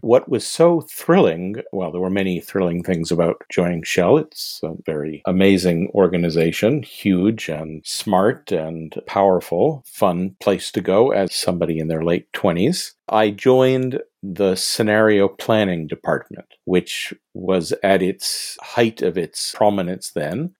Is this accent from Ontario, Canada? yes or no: no; Montreal, Quebec, Canada; I'm originally from Montreal. I went to McGill University here